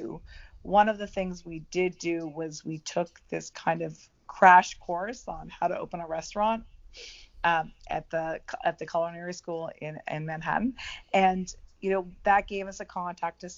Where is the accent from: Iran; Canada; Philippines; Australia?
Canada; moved away as an adult; now in United States; I'm originally from Canada, and I was born and raised in Canada, and also my mother is still there